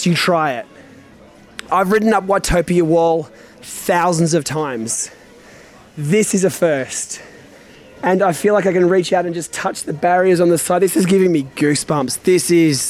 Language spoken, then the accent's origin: English; Australia; As an Aussie